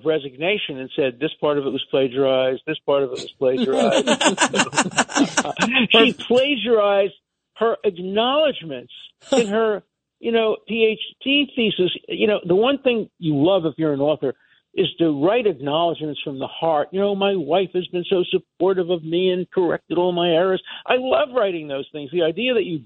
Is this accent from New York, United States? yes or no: yes; New York City, New York, United States; moved away; I came from Brooklyn